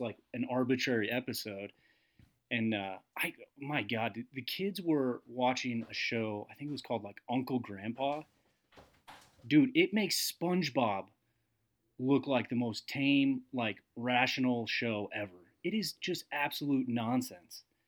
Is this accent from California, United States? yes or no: no; Massachusetts, United States; my good friend uh, Mike that I grew up with in in Massachusetts